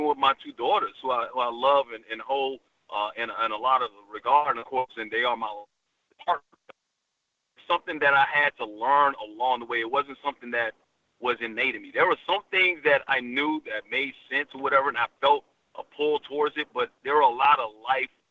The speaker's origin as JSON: {"language": "English", "region": "Alabama", "country": "United States", "tie": "born or raised there", "also_born_or_lived": "Bronx, New York", "said": "I was born in the Bronx, raised in Alabama."}